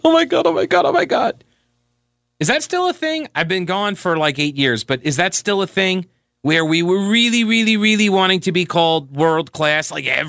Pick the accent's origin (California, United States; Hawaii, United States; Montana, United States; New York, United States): New York, United States; Long Island; moved away as an adult; now in North Carolina, United States; I was originally from Long Island. I grew up and then moved down here as soon as I could.